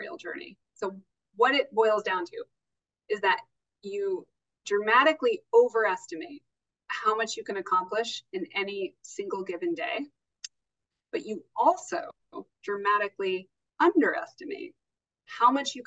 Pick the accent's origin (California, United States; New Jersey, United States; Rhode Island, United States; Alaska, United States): Alaska, United States; Anchorage; moved away as an adult; also born or lived in Ketchikan, Alaska / New Haven, Connecticut / Los Angeles / Casablanca, Morocco; I was born and raised in Alaska